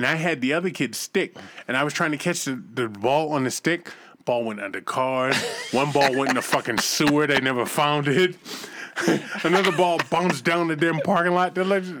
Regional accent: Boston, Massachusetts, United States; I'm from the hood, man. I grew up in Boston.

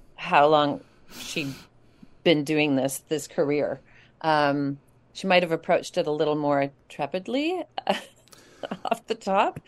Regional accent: Kamloops, British Columbia, Canada; him and I grew up together in Kamloops

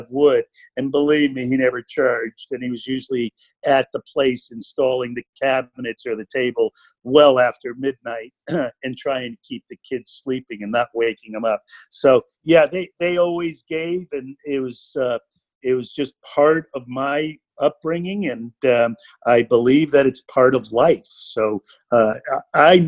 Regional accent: Stamford, Connecticut, United States; I grew up in Stanford over on the water side of town.

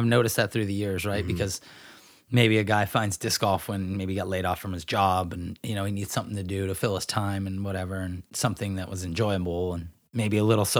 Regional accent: Grass Valley, California, United States; Now, where the home I grew up in Grass Valley is literally catty corner to the park, and then it's a single fence line, and then the school property's on the other side.

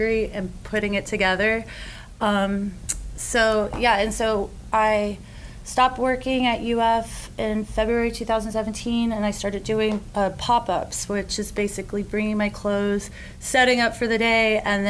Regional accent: Gainesville, Florida, United States; also born or lived in Asheville, North Carolina; I grew up in Gainesville.

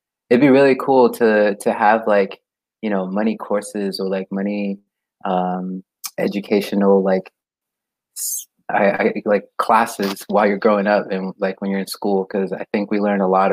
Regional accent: Costa Mesa, California, United States; It's in Orange County, California

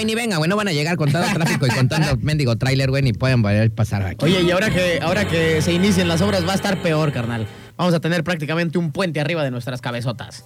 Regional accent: Mexico; como somos mexicanos

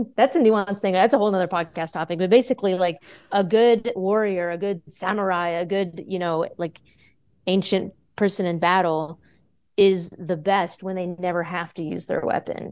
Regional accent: Texas, United States; also born or lived in Austin, Texas; born and raised here in Texas, uh, I've only lived outside of Texas for two years.

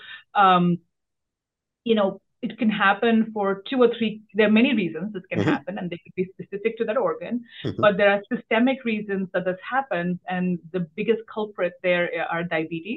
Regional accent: Delhi, India; moved away as an adult; now in Washington, D.C., United States; I grew up in Delhi

